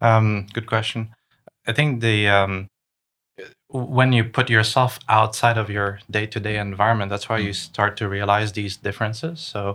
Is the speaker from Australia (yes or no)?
no; Canada; moved away as an adult; also born or lived in Seattle / Shanghai / Hong Kong; now in Vancouver, Canada; I grew up in Canada, but I've been out of the country for a while. I've been to the US, Seattle, Shanghai, Hong Kong.